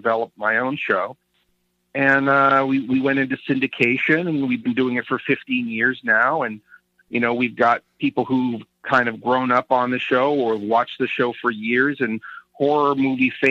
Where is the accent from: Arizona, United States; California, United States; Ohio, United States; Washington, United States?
California, United States; Northern; when I was a kid growing up in Northern California